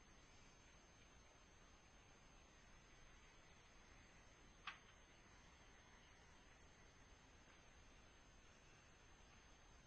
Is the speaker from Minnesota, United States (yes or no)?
yes; Bemidji, Minnesota, United States; I was born in Bemidji, Minnesota.